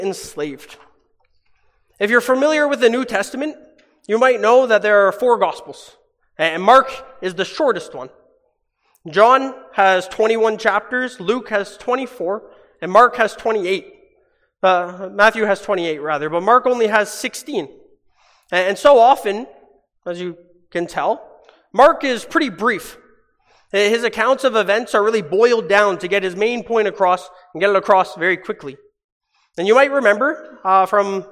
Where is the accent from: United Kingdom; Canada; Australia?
Canada; Hamilton, Ontario; moved away; my hometown back in Hamilton in Ontario